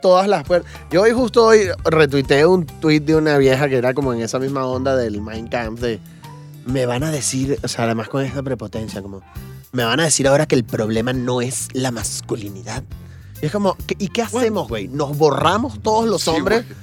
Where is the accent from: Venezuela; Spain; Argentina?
Venezuela; now in Mexico; lo que pasa en Venezuela desde acá, porque mi familia está allá